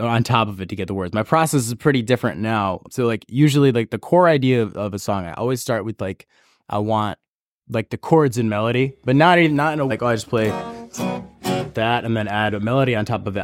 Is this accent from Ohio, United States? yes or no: no; Auburn, New York, United States; also born or lived in San Francisco, California / Santa Cruz, California; I grew up in Auburn, New York.